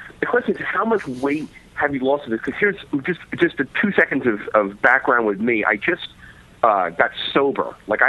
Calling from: New York City, New York, United States; I'm calling from Brooklyn.

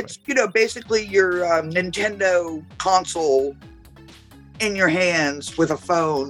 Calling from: Woonsocket, Rhode Island, United States; I'm coming from Woonsocket, Rhode Island.

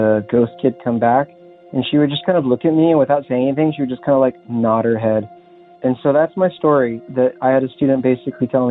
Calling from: Los Angeles, California, United States; I'm calling from Los Angeles

